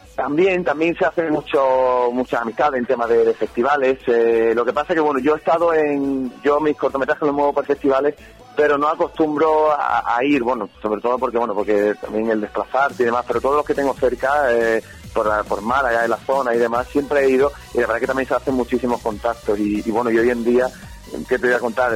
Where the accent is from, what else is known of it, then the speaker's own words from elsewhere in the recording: Algeciras, Andalusia, Spain; soy de Algeciras, de, de ciudad de Algeciras